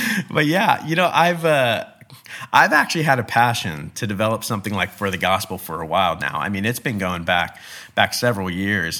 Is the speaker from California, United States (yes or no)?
yes; Bakersfield, California, United States; I'm California born and raised, I was born in the Central Valley in Bakersfield